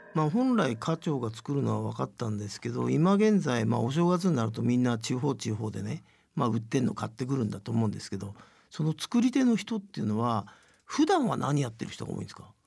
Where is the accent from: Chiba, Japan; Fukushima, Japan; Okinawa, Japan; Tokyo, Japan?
Tokyo, Japan; 僕は本当に東京生まれだから